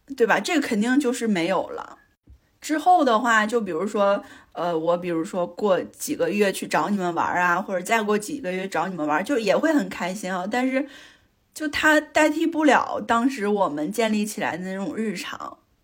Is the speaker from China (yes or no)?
yes; Northeast China, China; moved away as an adult; also born or lived in Beijing; 在我，在我家感受了就是东北的酒桌呀，还见了我非常社会的弟弟